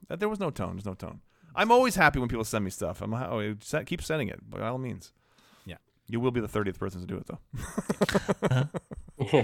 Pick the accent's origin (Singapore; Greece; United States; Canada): Canada; Canadian, right?